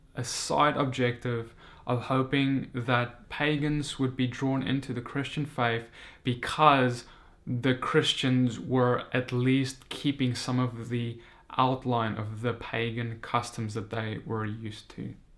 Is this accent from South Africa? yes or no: yes; South Africa; moved away as an adult; now in United States; I'm a South African. I recently moved to the United States